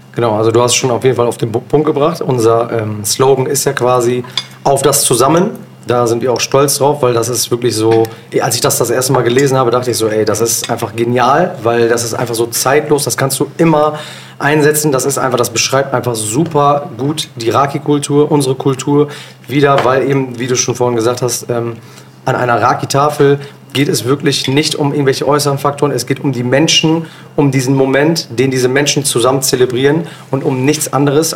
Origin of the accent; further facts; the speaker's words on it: Bielefeld, North Rhine-Westphalia, Germany; also born or lived in Osnabrück; ich bin in Bielefeld geboren und aufgewachsen